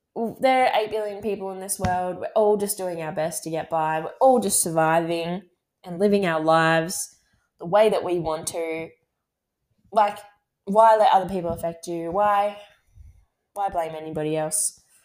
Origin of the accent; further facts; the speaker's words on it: Gold Coast, Queensland, Australia; moved away as an adult; now in Sydney, Australia; I'm from the Gold Coast and I have so many friends up there